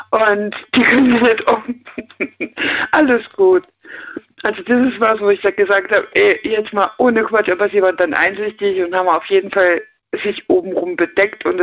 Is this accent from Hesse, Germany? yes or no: yes; near Frankfurt, Hesse, Germany; Hessen. Äh, Kassel die oder eher Ecke, die, die hessische Ecke, eher Frankfurt.